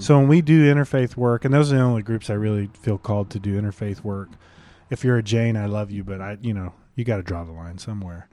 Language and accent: English; Detroit, Michigan, United States; I grew up in Detroit.